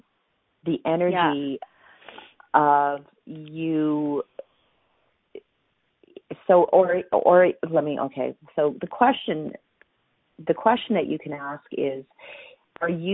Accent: Canada; I'm from Canada

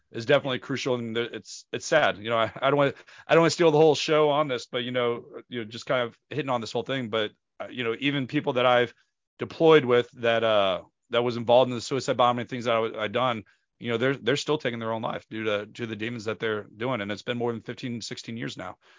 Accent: St. Louis, Missouri, United States; Saint Louis, Missouri, my hometown where I am from

